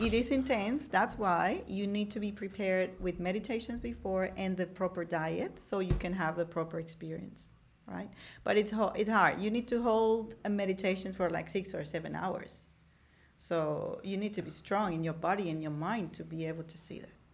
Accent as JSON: {"language": "English", "country": "Venezuela", "tie": "born or raised there", "said": "grew up in Venezuela"}